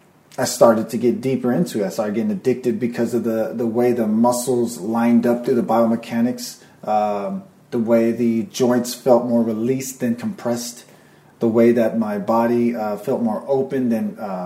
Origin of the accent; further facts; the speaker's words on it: Norway; now in California, United States; I came from Norway to California here.